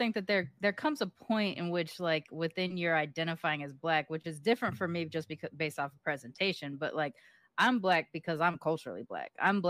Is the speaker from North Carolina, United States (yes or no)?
no; Long Beach, California, United States; accent: hood accent; when I left Long Beach. So while this is sort of my default accent now, my natural accent was a hood accent.